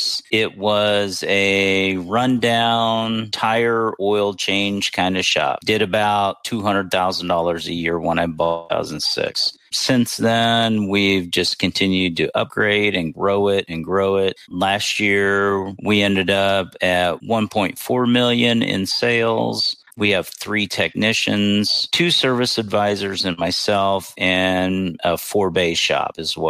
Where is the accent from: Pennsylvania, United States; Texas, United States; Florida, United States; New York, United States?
Florida, United States; Pensacola; But I mainly grew up, my high school years were in Pensacola, Florida.